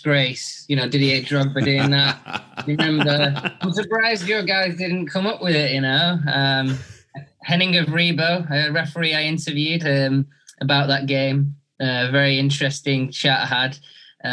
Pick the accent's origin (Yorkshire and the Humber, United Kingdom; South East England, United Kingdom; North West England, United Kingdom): North West England, United Kingdom; Salford; moved away; I kind of camp out in my hometown, you know. So I'm in Salford, just outside of Manchester